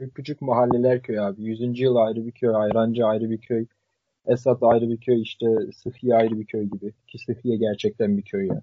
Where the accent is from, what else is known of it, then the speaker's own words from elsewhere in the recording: Sivas Province, Turkey; Ben Sivaslı olarak